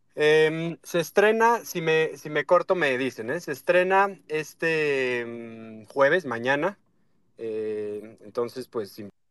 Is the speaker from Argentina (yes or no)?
no; Mexico; soy mexicano como todos nosotros